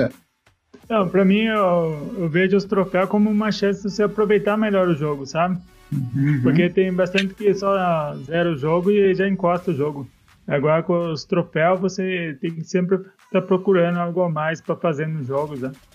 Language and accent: Portuguese; Salto, São Paulo, Brazil; Ah, sou de Salto, São Paulo. Fica 100 km de São Paulo aqui